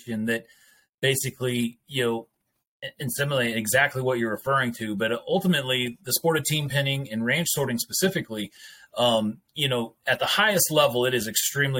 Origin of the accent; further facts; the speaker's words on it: Colorado, United States; But I grew up in a rodeo bull riding family west of Denver in the mountains of Colorado.